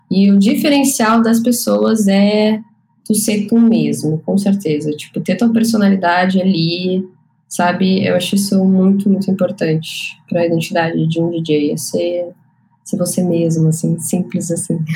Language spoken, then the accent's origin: Portuguese; Canela, Rio Grande do Sul, Brazil; now in Porto Alegre, Brazil; eu cresci em Canela, me mudei com sete anos para Canela